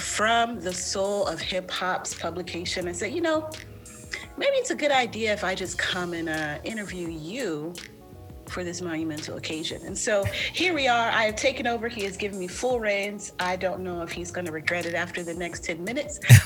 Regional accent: Long Beach, California, United States; I'm from Long Beach

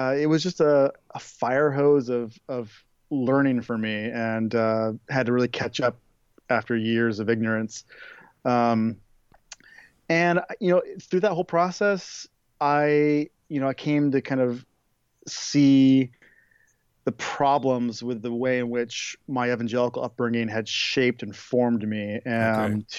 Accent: Oregon, United States; I grew up in the West Coast in Oregon

